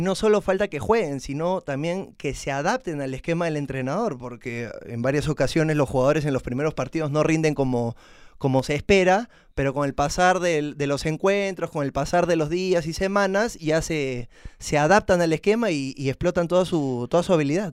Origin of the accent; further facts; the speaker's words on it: Peru; como todo peruano